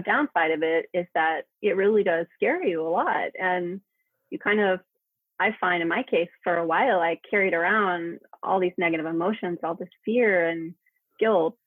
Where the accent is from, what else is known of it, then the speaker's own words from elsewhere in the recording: United States; now in Spain; I'm American, but I'm living in Spain